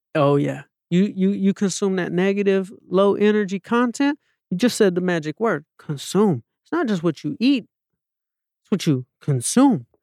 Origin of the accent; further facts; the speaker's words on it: Atlanta, Georgia, United States; moved away; also born or lived in Los Angeles; I'm a kid from Atlanta, Georgia